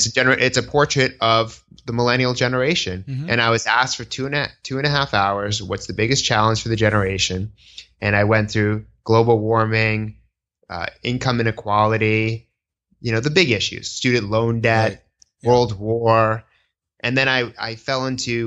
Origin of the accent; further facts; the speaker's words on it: Newton, Massachusetts, United States; also born or lived in Boston, Massachusetts; now in New York City, United States; my cultural frame of reference is a Jewish American growing up in Newton, Massachusetts